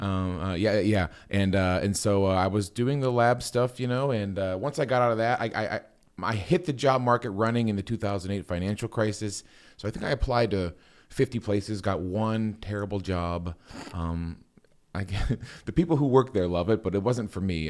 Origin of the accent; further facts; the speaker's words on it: Copley, Ohio, United States; also born or lived in Wooster, Ohio; I was born, uh, in Copley, Akron area. I love this area. Uh, I went to high school in this area, Walsh Jesuit